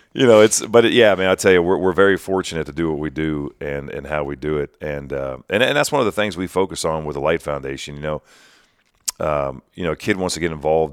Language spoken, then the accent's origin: English; Greenville, Ohio, United States; I was born and raised in West Central Ohio